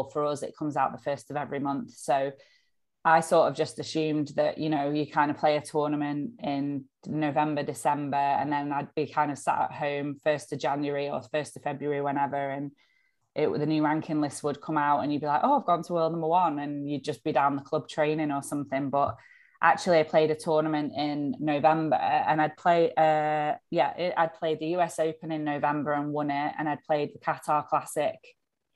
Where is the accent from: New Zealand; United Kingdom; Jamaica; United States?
United Kingdom; being a British squash player